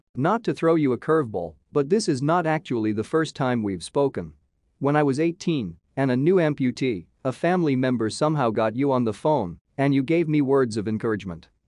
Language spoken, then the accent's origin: English; Miami, Florida, United States; I'm from Miami originally